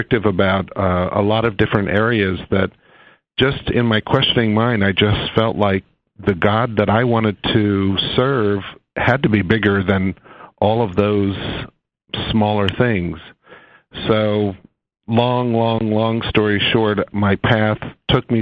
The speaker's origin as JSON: {"language": "English", "region": "Western Nebraska", "country": "United States", "tie": "born or raised there", "said": "growing up in Western Nebraska, back in the time that I grew up"}